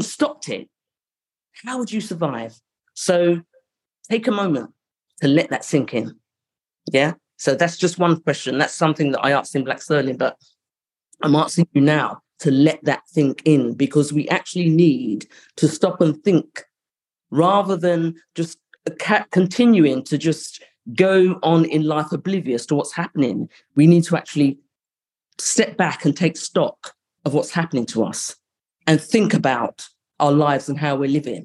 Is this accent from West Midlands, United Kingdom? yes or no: no; London, United Kingdom; I grew up in Highbury, which was a money area